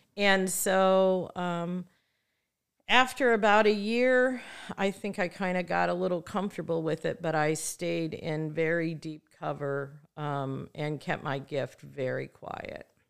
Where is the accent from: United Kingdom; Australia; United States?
United States; Midwest; moved away as an adult; now in Santa Barbara, United States; I'm a girl from the Midwest who moved to Santa Barbara to go to school and never left